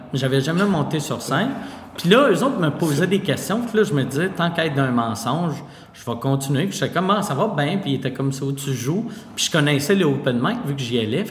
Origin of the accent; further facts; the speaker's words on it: Quebec City, Quebec, Canada; moved away as an adult; now in Montreal, Canada; Vu que moi je viens de Québec, puis euh, je disais à mes amis que je déménageais à Montréal